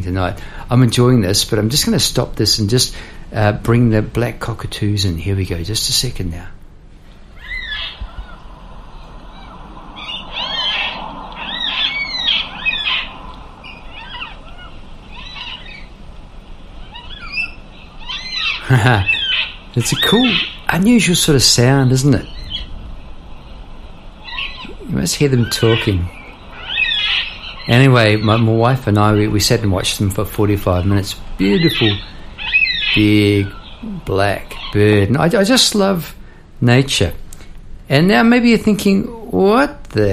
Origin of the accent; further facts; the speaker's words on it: New Zealand; now in Melbourne, Australia; as a New Zealander